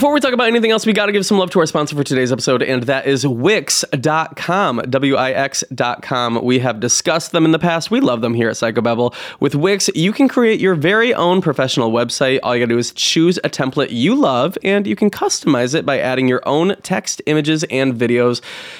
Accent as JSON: {"language": "English", "region": "New York", "country": "United States", "said": "I'm from New York, so of course it's got its own little way of being intriguing"}